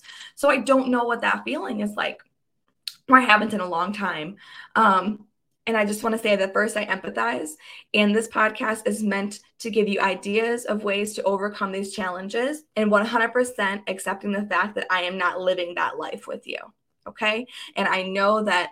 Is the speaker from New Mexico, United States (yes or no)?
no; Michigan, United States; I grew up in Michigan